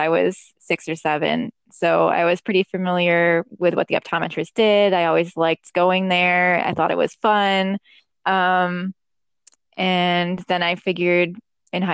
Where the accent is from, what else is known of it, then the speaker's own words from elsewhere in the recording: Western New York State, United States; moved away as an adult; now in New York City, United States; I grew up like in Western New York State, where there's it is not a city